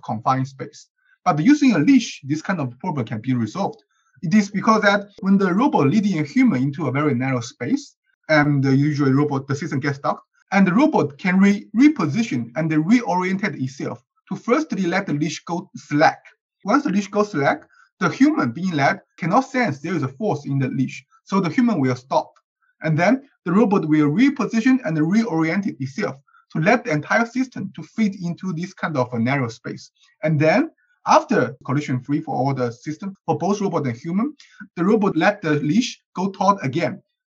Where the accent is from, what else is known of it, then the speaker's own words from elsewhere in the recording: China; now in Berkeley, United States; I'm from China, and I'm currently a PhD student at UC Berkeley